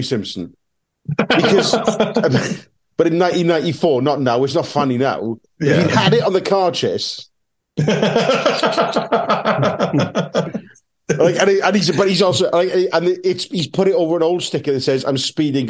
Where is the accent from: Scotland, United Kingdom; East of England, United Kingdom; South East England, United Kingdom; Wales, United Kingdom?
Wales, United Kingdom; Welsh; we're Welsh.